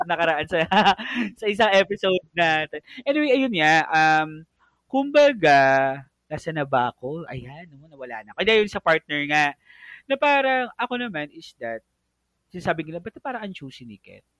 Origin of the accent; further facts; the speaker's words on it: Philippines; as being a Filipino